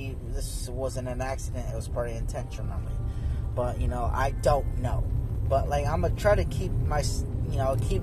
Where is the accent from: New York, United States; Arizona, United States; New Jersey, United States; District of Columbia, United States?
Arizona, United States; I'm from Arizona